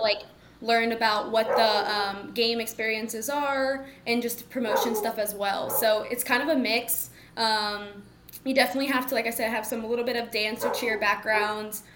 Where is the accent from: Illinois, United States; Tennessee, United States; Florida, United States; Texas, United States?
Texas, United States; Mansfield; I'm from Mansfield, Texas